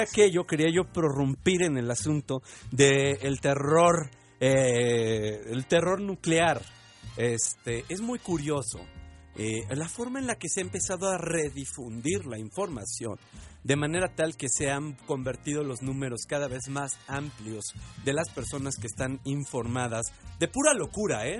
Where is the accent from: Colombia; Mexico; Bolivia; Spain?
Mexico